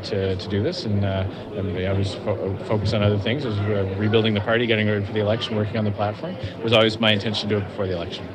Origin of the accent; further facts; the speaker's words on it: Canada; I was born in Canada. My mom was born in Mississauga. My dad was born in the United States. I grew up my whole life in Canada